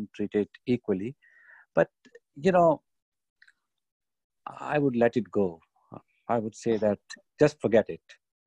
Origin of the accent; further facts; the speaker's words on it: Pakistan; now in United Kingdom; me as a Pakistani, British Pakistani